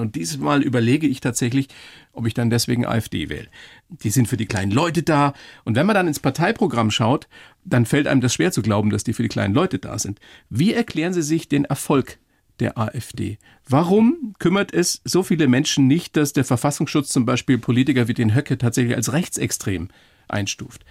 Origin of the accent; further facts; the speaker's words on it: Bavaria, Germany; im ländlichen Raum bei uns in Bayern